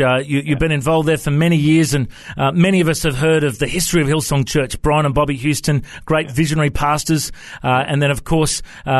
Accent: Australia

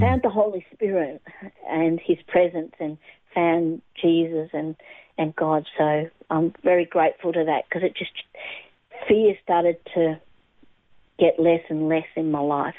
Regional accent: Australia; also born or lived in England / Adelaide, South Australia / Melbourne, Victoria; lived in Adelaide for a while as growing up there, and uh, then we moved across to Melbourne in probably when I was at probably 10 years of age

